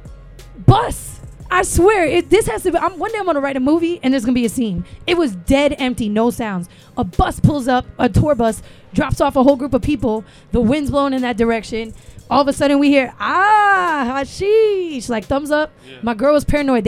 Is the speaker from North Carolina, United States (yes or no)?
no; Miami, Florida, United States; I was from Miami